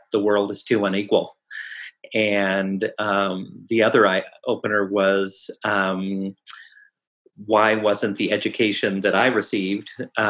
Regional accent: St. Louis, Missouri, United States; I grew up in a mostly upper middle class suburb of St. Louis, Missouri.

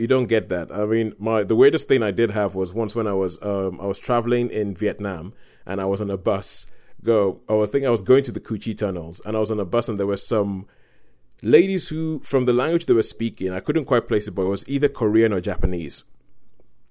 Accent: Nigeria; growing up in Nigeria

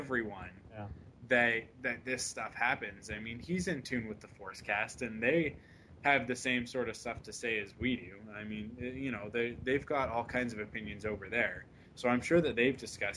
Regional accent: Canada; I'm a Canadian

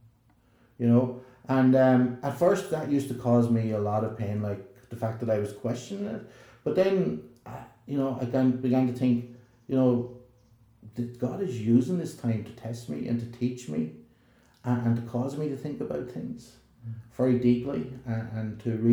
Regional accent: Ireland; accent: southern; moved away as an adult; also born or lived in Belfast, Northern Ireland; here's someone from the south on the Donegal Road

